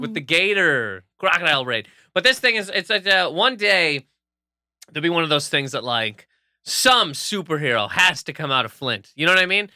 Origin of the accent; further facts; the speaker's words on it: New Brunswick, Canada; moved away; growing up in New Brunswick